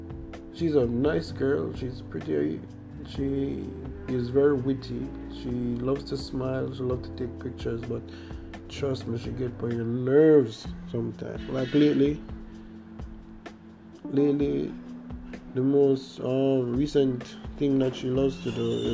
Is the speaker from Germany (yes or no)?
no; Jamaica; accent: Jamaican; from you hear my accent, you can tell that I'm Jamaican